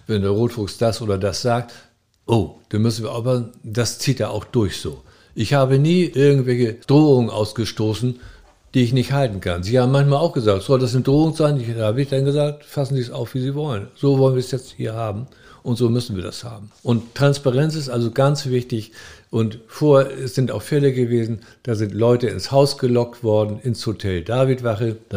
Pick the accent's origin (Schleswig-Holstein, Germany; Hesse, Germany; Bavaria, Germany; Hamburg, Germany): Hesse, Germany; Frankfurt; Ja, ich komme aus Frankfurt.